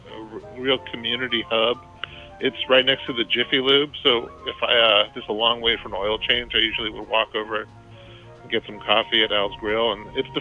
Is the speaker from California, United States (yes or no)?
yes; Redwood City, California, United States; moved away; I grew up in Redwood City, California, which is like a port town, like halfway between San Francisco and San Jose